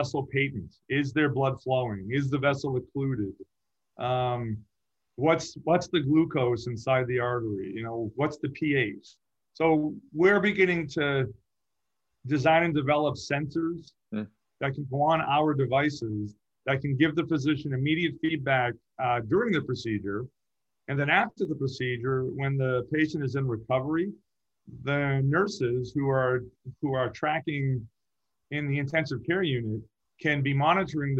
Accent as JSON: {"language": "English", "region": "Massachusetts", "country": "United States", "tie": "born or raised there", "moved": "yes", "lives_now": "Orange County, United States", "said": "I grew up in Massachusetts, so I had four seasons"}